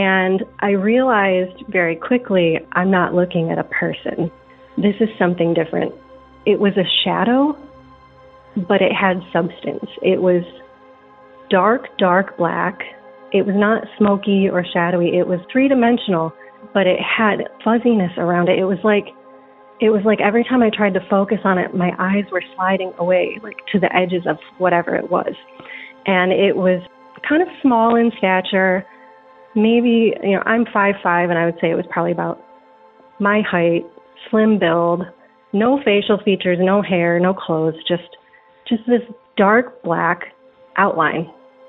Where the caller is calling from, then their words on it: Atlanta, Georgia, United States; I'm calling from Atlanta, Georgia.